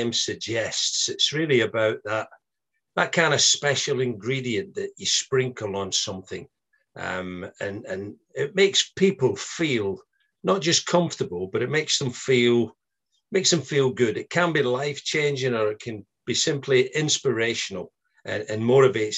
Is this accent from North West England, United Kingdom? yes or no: no; Glasgow, Scotland, United Kingdom; moved away; I was sort of born and raised in Glasgow.